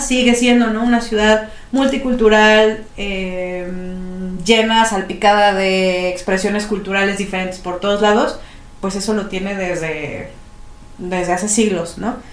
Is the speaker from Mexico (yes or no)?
yes; Mexico; los que ahora somos mexicanos